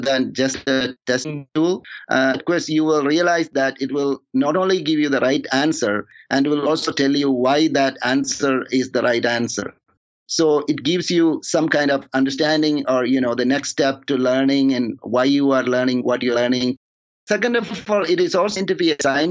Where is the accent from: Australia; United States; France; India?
India; moved away; also born or lived in Toronto; I'm from India